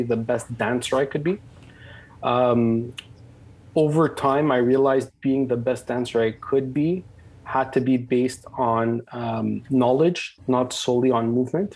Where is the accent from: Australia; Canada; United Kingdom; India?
Canada; I was born and raised in Canada.